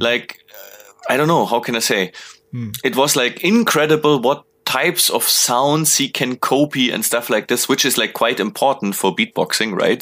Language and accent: English; near Munich, Bavaria, Germany; close to my hometown